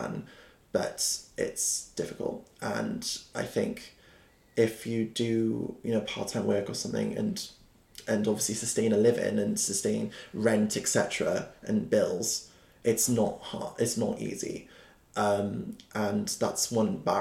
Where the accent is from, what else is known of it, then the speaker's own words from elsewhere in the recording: Cardiff, Wales, United Kingdom; also born or lived in London; as a Welshman, who was brought up in Splott, actually, in an area in Cardiff